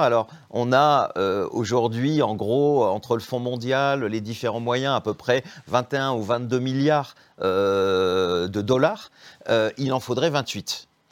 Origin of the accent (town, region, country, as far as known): Béthune, Hauts-de-France, France; born or raised there; now in Paris, France